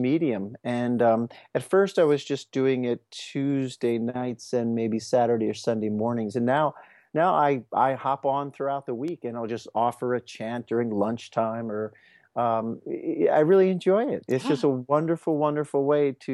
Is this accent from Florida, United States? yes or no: no; Merion, Pennsylvania, United States; I actually went to nursery school in that space where the festival is